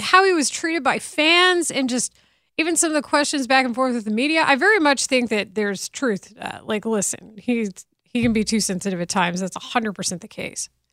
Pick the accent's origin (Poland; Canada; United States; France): United States; Denton, Texas; I'm from Denton